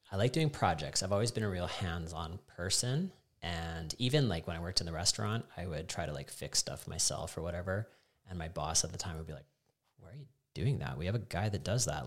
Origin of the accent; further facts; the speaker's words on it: Calgary, Alberta, Canada; also born or lived in Canmore; I was born in Calgary, and I lived there until grade nine, and then I was lucky enough to get to move to Canmore